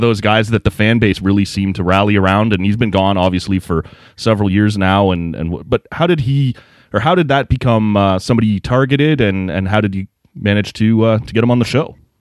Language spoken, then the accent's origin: English; Oshawa, Ontario, Canada; also born or lived in Lindsay, Ontario; we grew up in Oshawa